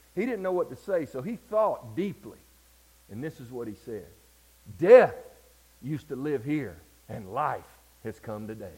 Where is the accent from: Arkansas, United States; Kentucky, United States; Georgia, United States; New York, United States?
Georgia, United States; Deep Step; I grew up in Deep Step, Georgia